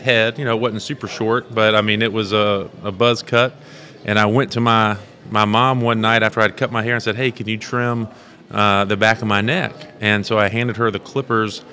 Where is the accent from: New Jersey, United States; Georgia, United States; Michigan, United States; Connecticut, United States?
Georgia, United States; Savannah, Georgia, which is my home state